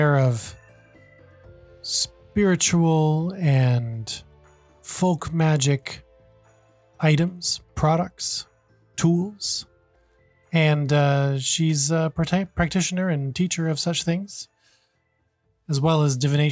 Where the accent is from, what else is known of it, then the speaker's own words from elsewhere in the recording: United States; moved away as an adult; now in Hong Kong; I'm originally American. I've lived in Hong Kong for about 10 years